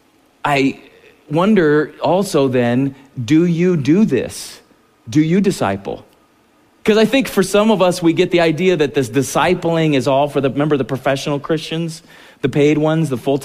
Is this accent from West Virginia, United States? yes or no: no; San Diego, California, United States; I grew up in San Diego